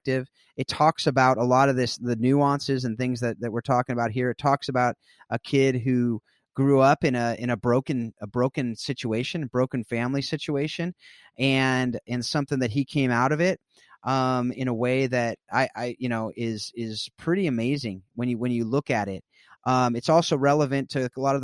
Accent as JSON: {"language": "English", "area": "South Orange County", "region": "California", "country": "United States", "tie": "born or raised there", "said": "I grew up in South Orange County, California"}